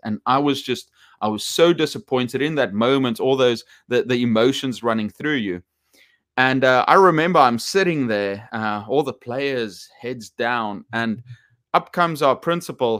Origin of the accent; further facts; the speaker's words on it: South Africa; I'm from South Africa